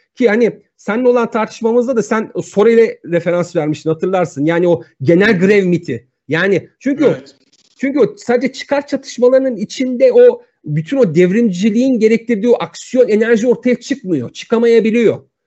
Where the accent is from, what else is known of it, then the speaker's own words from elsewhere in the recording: Turkey; Ben bir Türk'üm.